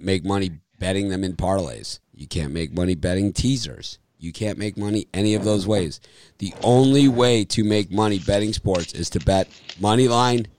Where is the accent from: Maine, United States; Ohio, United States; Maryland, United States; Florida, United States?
Florida, United States; Miami; moved away; also born or lived in Chicago; I'm from Miami